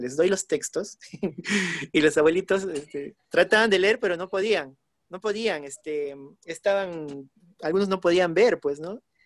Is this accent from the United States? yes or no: no; Huánuco, Peru; moved away; Ahora estoy justo eh, por mi ciudad natal, estoy por Huánuco